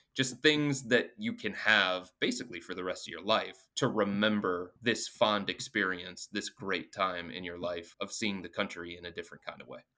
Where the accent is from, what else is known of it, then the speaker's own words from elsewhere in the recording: Cleveland, Ohio, United States; I was born and raised in the Cleveland area